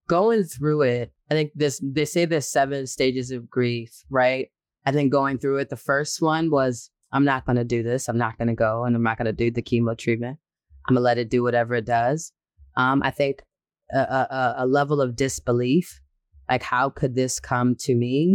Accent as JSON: {"language": "English", "town": "Boston", "region": "Massachusetts", "country": "United States", "tie": "born or raised there", "said": "I'm born and raised in Boston"}